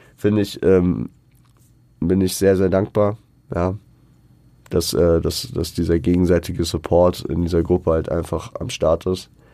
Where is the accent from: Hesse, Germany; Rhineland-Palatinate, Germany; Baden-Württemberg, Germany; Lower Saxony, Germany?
Hesse, Germany; Frankfurt; born or raised there